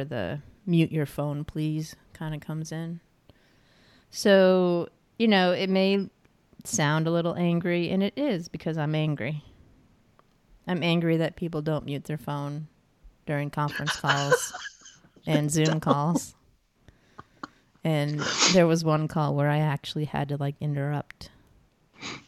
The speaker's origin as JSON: {"language": "English", "region": "New York", "country": "United States", "moved": "yes", "said": "she's like, where are you from originally? And I'm like, New York."}